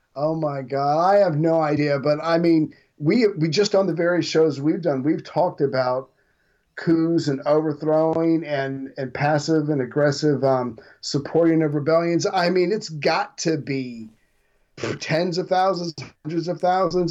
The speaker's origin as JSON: {"language": "English", "country": "United States", "said": "I'm an American"}